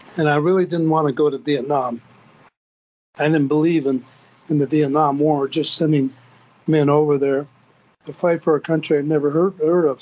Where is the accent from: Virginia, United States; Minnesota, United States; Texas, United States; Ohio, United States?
Minnesota, United States; Bemidji; also born or lived in St. Paul, Minnesota; I was living in Bemidji, Minnesota, Minnesota, up in northern Minnesota